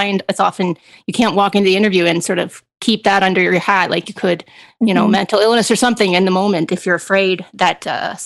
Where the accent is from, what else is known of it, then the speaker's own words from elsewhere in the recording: Ontario, Canada; Brian and I, growing up in Ontario